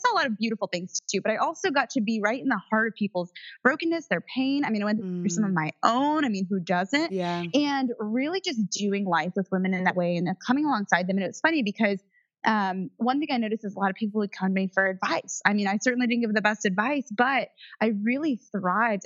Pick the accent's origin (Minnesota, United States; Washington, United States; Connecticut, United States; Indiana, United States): Indiana, United States; I was raised in Indiana in the cornfield